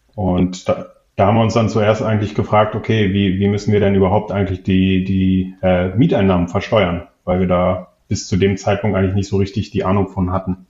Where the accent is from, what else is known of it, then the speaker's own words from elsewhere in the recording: Hamburg, Germany; moved away as an adult; now in Wiesbaden, Germany; Ich komme ursprünglich eigentlich aus Hamburg, beziehungsweise habe da lange gelebt, ähm, bin für die Liebe quasi nach Wiesbaden gezogen